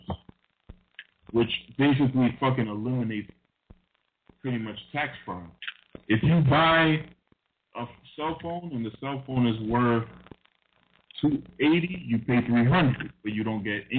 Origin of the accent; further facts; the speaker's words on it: Dominican Republic; moved away; I'm from Dominican Republic